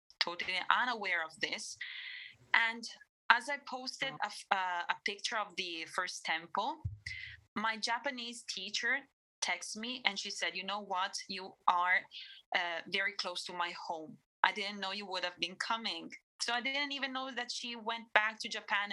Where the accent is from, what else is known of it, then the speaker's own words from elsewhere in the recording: Savona, Liguria, Italy; first language Italian; English is a second language; also born or lived in London; because I was born in Italy and I attended school here, that is here in Italy where I live, that is Savona, my first language is Italian